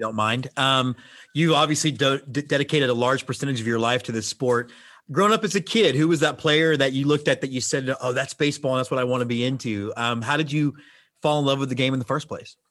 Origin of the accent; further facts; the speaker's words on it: Houston, Texas, United States; I grew up in Houston, Texas